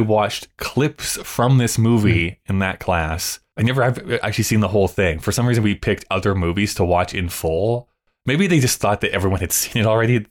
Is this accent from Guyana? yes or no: no; Canada